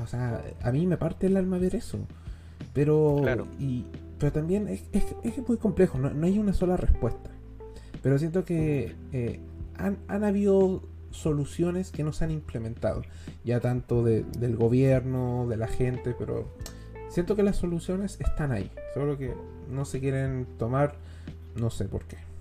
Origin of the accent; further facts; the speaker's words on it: Chile; soy chileno